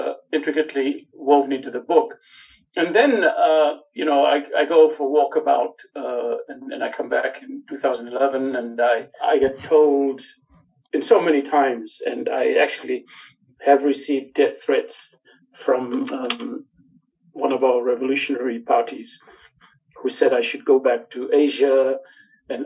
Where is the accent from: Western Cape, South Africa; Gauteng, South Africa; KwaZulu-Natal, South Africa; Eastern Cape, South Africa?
Gauteng, South Africa; Johannesburg; When I was growing up in El Dorado Park, I got beaten up a lot